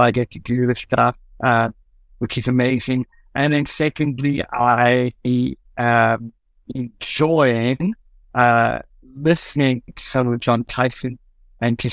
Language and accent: English; Cape Town, Western Cape, South Africa; I'm from Cape Town